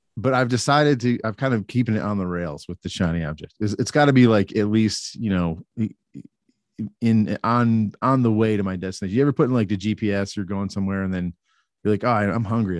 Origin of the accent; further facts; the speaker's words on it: Atlanta, Georgia, United States; we're both from the Atlanta area